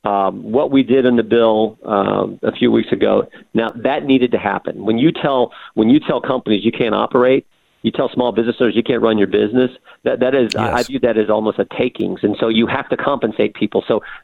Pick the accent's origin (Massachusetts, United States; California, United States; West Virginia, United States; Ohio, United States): Ohio, United States; I'm from West Central Ohio. West Central Ohio is not New York City. West Central Ohio is not even Columbus, Ohio.